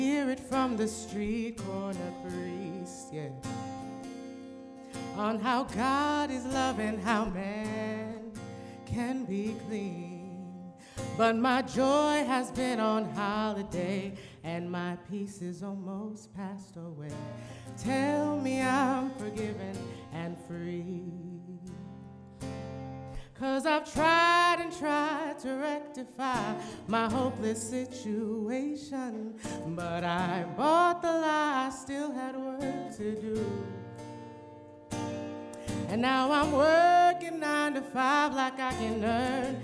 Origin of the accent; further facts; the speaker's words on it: Illinois, United States; moved away as an adult; also born or lived in New Jersey / Tennessee; now in Loma Linda, United States; I grew up in Illinois